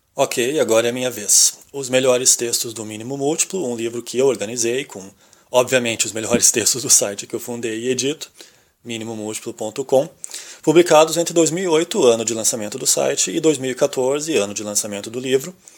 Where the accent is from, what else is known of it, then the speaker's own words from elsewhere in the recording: Rio Grande do Sul, Brazil; fica esse bairrismo de achar que aqui nós somos melhores do que.